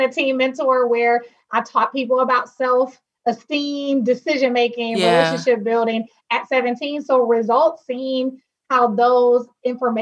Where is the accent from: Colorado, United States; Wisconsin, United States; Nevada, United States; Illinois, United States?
Wisconsin, United States; Milwaukee; moved away as an adult; now in Philadelphia, United States; I am born and raised in Milwaukee, Wisconsin